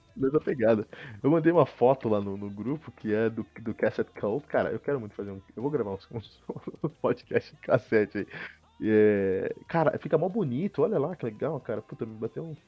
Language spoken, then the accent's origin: Portuguese; Cotia, São Paulo, Brazil; Portuguese is a second language; moved away; eu cresci em Cotia